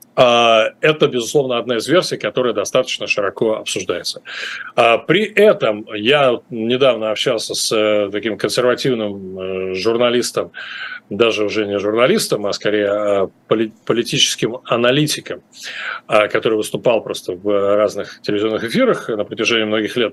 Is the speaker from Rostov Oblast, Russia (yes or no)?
no; Moscow, Russia; moved away; я в Москве жил на улице Вавилова, до этого на Ленинском проспекте, в общем, юго-запад – это абсолютно мои родные края